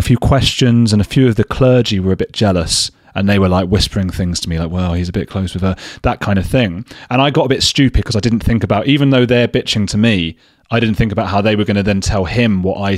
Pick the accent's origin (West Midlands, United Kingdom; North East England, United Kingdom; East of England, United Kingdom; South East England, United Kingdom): East of England, United Kingdom; Watford; I'm from Watford, just outside London.